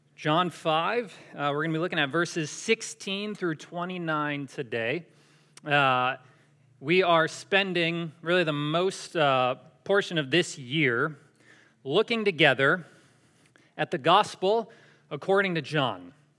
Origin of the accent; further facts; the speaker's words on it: Syracuse, New York, United States; moved away; I'm from Syracuse in New York.